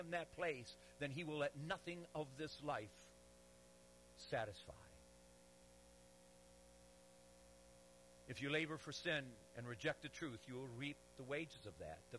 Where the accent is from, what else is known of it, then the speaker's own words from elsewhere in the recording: Detroit, Michigan, United States; I'm from Detroit. And I pastored 12 years in a city, Detroit